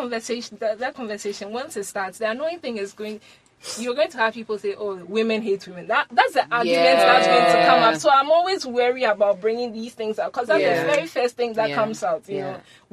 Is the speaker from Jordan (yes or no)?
no; Liberia; moved away; I grew up in Liberia. And the estates that we lived in, there were no walls.